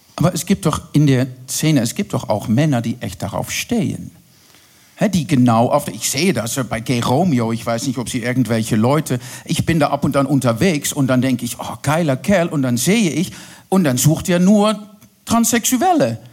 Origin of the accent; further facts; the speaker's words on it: Netherlands; German is a second language; now in Berlin, Germany; Ich bin Holländerin